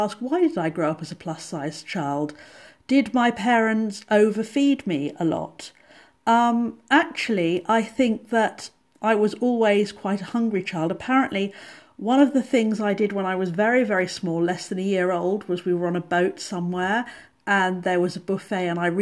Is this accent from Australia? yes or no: no; England, United Kingdom; I'm English